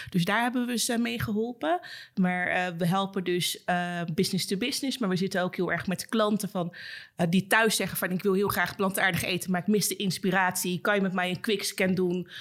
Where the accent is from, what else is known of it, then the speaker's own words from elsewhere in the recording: Suriname; zelfs als Surinaamse